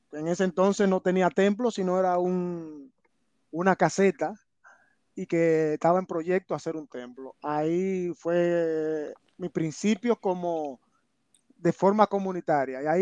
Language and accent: Spanish; Santo Domingo, Distrito Nacional, Dominican Republic; moved away; yo nací en Santo Domingo, la capital de Santo Domingo exactamente en el sector muy ligado a la Sursa, en el sector de Capotillo, específicamente en la calle 42. Ahí fueron los inicios donde vivían mis padres.